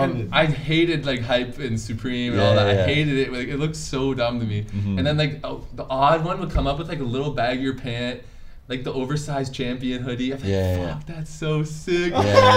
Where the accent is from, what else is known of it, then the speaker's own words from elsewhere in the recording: Waterdown, Ontario, Canada; I'm from Waterdown.